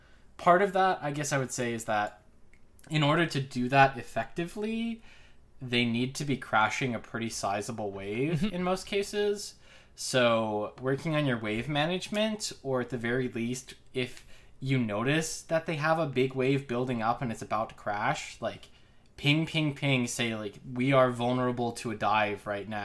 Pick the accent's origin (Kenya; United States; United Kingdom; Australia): United States; Pittsburgh, Pennsylvania; now in Atlanta, United States; I'm originally from Pittsburgh, the Steel City, as they say, so I think probably Rel could be from my hometown.